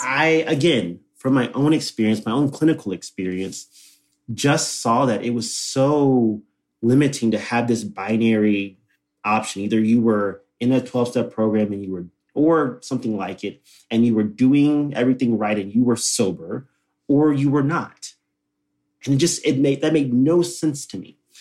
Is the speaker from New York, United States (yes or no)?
no; Texas, United States; born and raised in Texas